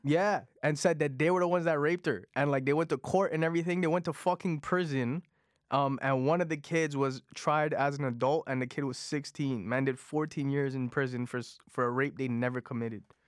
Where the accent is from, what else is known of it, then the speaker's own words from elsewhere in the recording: Toronto, Ontario, Canada; first language Punjabi; English is a second language; I grew up in Jane and Finch